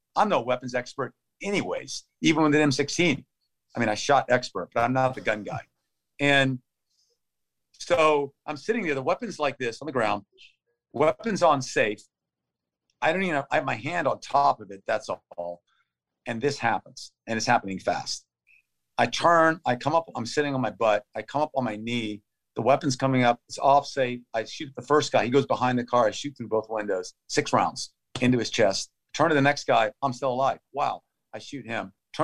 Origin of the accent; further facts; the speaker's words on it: United States; I'm an American.